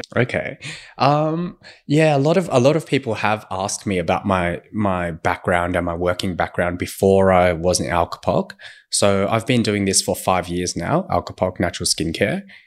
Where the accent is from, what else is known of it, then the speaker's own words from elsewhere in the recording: Sydney, New South Wales, Australia; moved away as an adult; also born or lived in Shanghai / Beijing; now in Sydney, Australia; I'm from Sydney